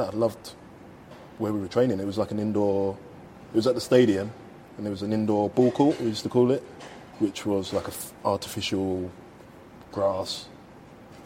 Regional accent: London, United Kingdom; I come from Bow

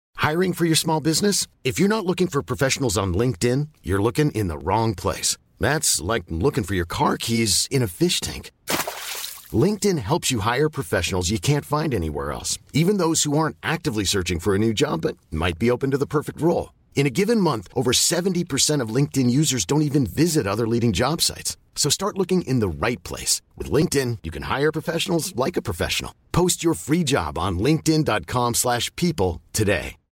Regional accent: Cincinnati, Ohio, United States; moved away; My parents still live in the same house that I grew up in in Cincinnati

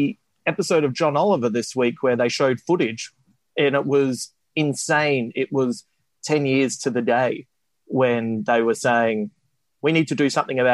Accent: Adelaide, South Australia, Australia; my hometown of Adelaide

